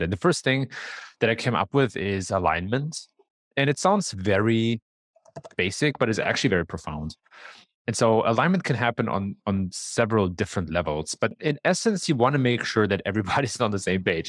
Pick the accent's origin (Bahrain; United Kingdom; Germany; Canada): Germany; moved away as an adult; also born or lived in San Francisco Bay Area, United States; now in Chicago, United States; I was actually born and raised in Germany